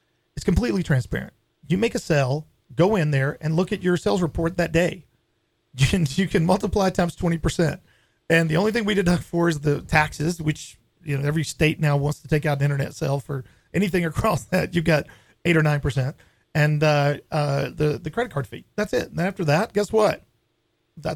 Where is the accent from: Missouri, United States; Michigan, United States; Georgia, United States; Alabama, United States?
Alabama, United States; Tuscaloosa; moved away; also born or lived in Southern California; I'm originally from Alabama